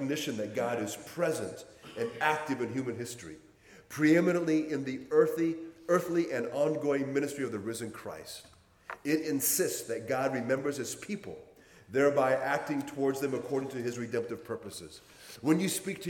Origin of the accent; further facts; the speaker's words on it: Hawaii, United States; I had a very rough childhood growing up in Hawaii